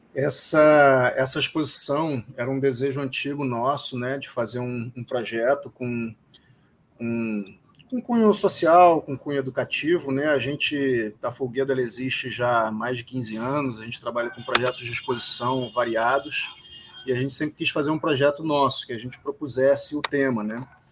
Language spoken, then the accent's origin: Portuguese; Rio de Janeiro, Brazil; a gente é do Rio